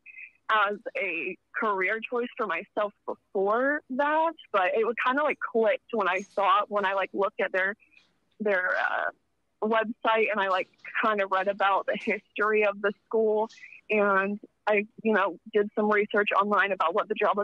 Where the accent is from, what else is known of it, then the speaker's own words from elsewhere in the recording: Dayton, Ohio, United States; moved away as an adult; now in Cincinnati area, United States; when I graduated high school, I moved down here towards Cincinnati from Dayton, which is only about an hour difference.